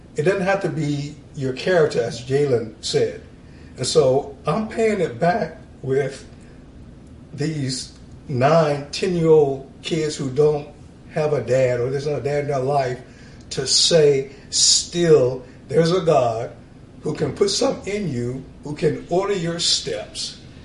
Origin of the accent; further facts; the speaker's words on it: Norfolk, Virginia, United States; moved away as an adult; I grew up in Norfolk, Virginia, Navy town